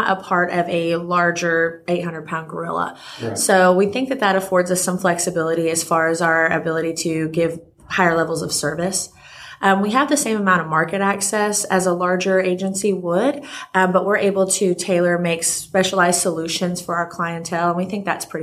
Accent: Oklahoma, United States; moved away as an adult; also born or lived in Texas; now in Fort Worth, United States; I'm an Okie. I'm originally from Oklahoma.

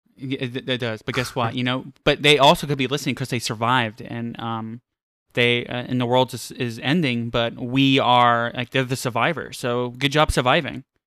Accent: New York City, New York, United States; I'm from Queens.

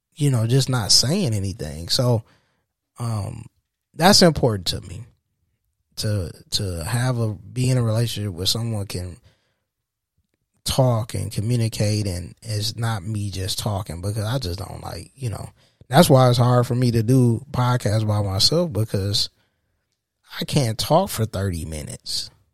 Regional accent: Saginaw, Michigan, United States; also born or lived in Detroit area, Michigan; now in Detroit, United States; I'm from Saginaw, born and raised in Saginaw, from, in Saginaw, Michigan

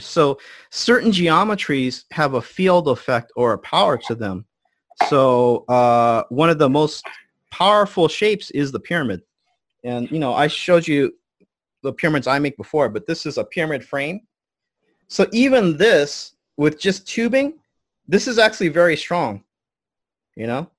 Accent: United States; I'm American, but my family is a Buddhist priest line for four hundred years.

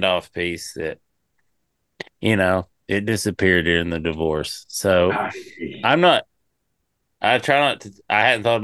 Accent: Tennessee, United States; moved away; I'm a farm kid from Tennessee.

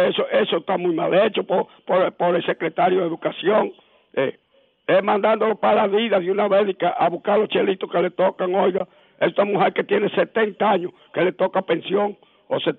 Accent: Moca, Espaillat, Dominican Republic; Yo soy de Moca, tú oye.

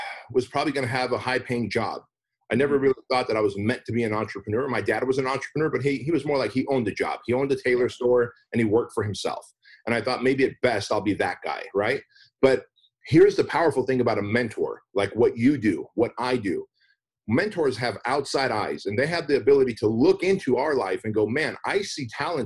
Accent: United States; English is a second language; also born or lived in Armenia; I was a kid when we came to the United States. I didn't speak English

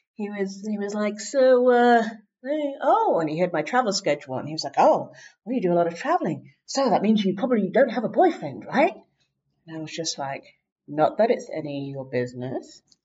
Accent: England, United Kingdom; moved away as an adult; I'm from England

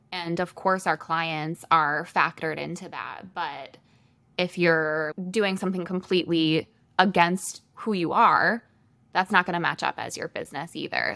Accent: Michigan, United States; moved away as an adult; now in Sioux Falls, United States; I am originally from Michigan

